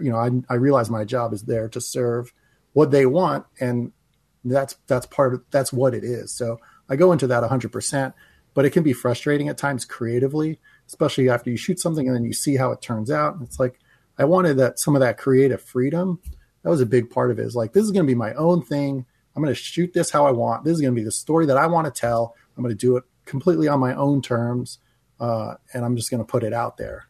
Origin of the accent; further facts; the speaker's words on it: New Jersey, United States; moved away as an adult; now in Los Angeles, United States; when I was a teenager growing up in New Jersey